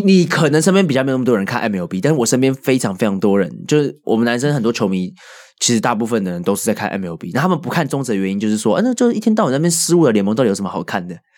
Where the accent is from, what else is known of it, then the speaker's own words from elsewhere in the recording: Taipei, Taiwan; 我觉得有一部分是因为我从小生活在这里